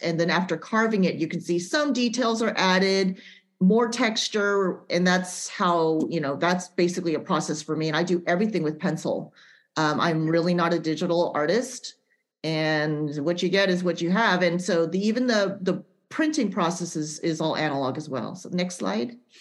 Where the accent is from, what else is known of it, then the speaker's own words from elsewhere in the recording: Central Valley, California, United States; we're both from the Central Valley and that we're both um, Japanese American